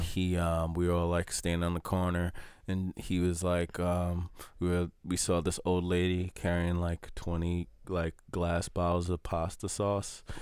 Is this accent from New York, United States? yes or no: yes; New York City, New York, United States; I grew up in New York and I grew up in the project